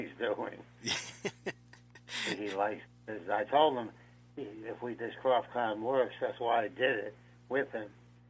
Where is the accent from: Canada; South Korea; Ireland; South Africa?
Canada; Montreal, Quebec; born there; also born or lived in Old Orchard Beach, Maine / Providence / Bronx; I was born in Montreal, lived in Maine, Old Orchard Beach, for a few years, and moved to Providence, and then to the Bronx.